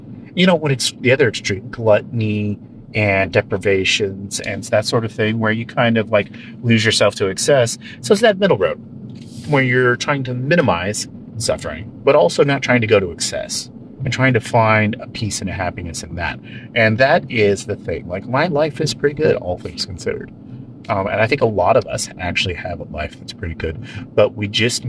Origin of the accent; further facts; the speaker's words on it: California, United States; where I grew up in Northern California, because I grew up in the northern end of the Central Valley, which is like a large-scale version of this.